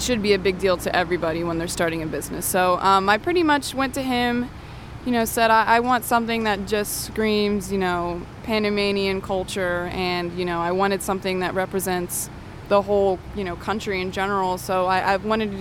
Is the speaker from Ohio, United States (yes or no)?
yes; Reynoldsburg, Ohio, United States; I grew up in Reynoldsburg